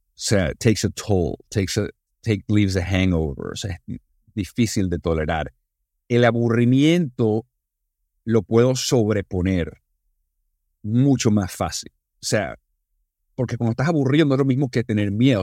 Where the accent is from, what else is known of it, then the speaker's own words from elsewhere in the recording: Venezuela; estaba en Venezuela y hablaba español como venezolano.